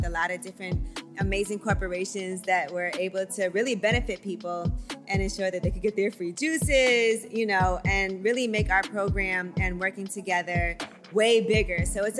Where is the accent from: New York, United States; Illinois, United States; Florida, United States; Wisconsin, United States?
New York, United States; New York City; I'm from Brooklyn, and so I'm a native here